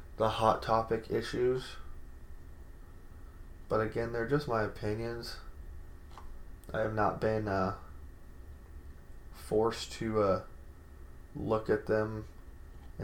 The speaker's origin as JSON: {"language": "English", "country": "United States", "said": "we, as an American society"}